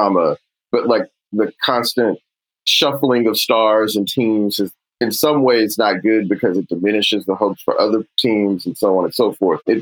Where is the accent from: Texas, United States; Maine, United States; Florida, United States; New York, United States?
Texas, United States; Houston; I'm from Houston